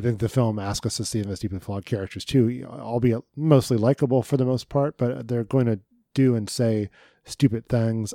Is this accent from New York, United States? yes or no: no; Dayton, Ohio, United States; my hometown newspaper, the, of the, uh, in Dayton, Ohio